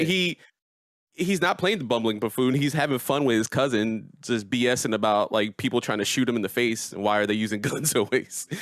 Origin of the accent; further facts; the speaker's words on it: United States; born in America, you know, the island my people are from is Puerto Rico